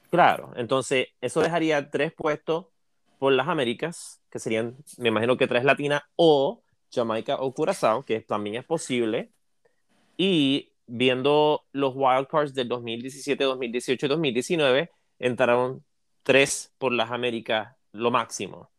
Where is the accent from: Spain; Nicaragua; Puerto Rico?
Puerto Rico; yo soy de Puerto Rico